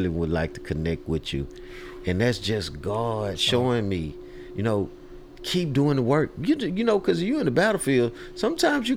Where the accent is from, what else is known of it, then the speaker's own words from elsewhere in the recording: Houston, Texas, United States; I grew up in a neighborhood called Trinity Garden